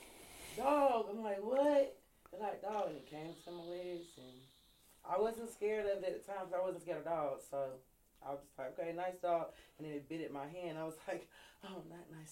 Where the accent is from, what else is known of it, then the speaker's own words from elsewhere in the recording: Durham, North Carolina, United States; I'm from Durham, North Carolina